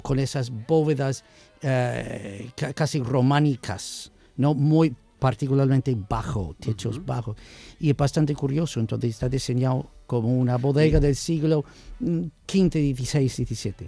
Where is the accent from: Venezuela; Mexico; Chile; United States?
United States; accent: guiri, yankee; Spanish is a second language; moved away as an adult; now in Jerez, Spain; soy norteamericano, no tengo lo de nacionalidad